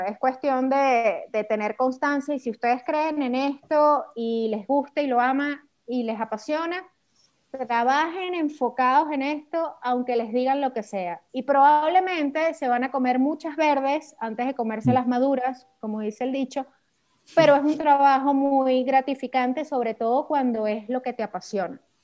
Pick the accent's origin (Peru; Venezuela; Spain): Venezuela; accent: caraqueño; yo soy venezolana